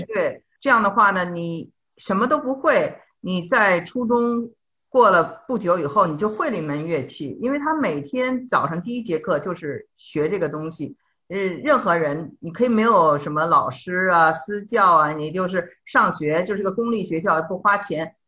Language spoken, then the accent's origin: Chinese; Beijing, China; also born or lived in Suzhou / Shanghai / Shenzhen; 我是一个北京人